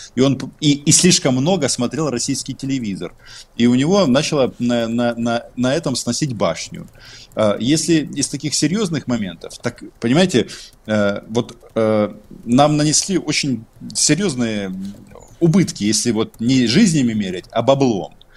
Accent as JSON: {"language": "Russian", "country": "Ukraine", "said": "я украинец"}